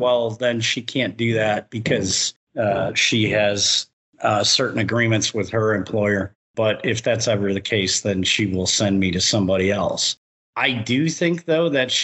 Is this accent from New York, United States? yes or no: no; Chicago, Illinois, United States; now in Florida, United States; I come originally from the Chicago area